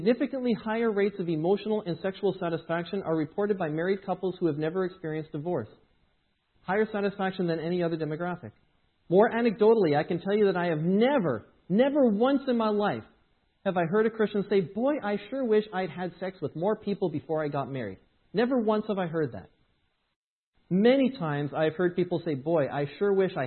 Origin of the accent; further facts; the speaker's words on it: Edmonton, Alberta, Canada; moved away; I grew up in Edmonton